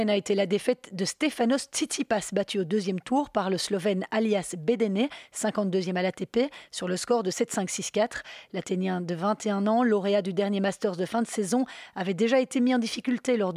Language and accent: French; Canada; Ça m'a beaucoup amusé parce que je suis canadien.